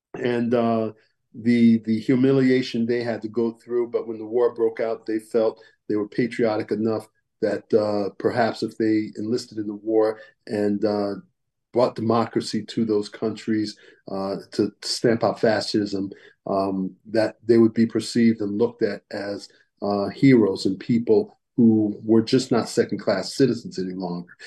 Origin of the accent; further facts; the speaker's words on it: Colchester, Connecticut, United States; Colchester, my hometown where I come from